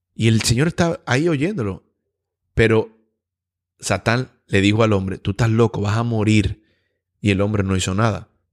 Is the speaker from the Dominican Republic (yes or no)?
yes; Dominican Republic; como dominicano yo necesito visa para poder ir a Canadá